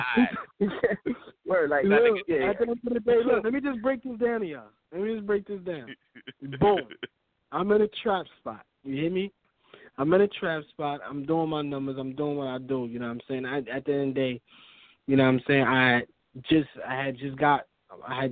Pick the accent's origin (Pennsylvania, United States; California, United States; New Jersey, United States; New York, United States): New York, United States; New York City; moved away as an adult; now in Maine, United States; I'm from Brooklyn